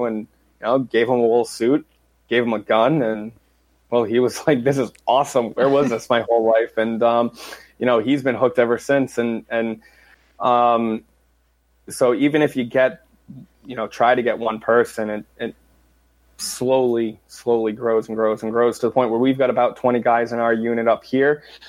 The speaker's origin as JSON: {"language": "English", "town": "Coventry", "region": "Rhode Island", "country": "United States", "tie": "born or raised there", "said": "My hometown is great"}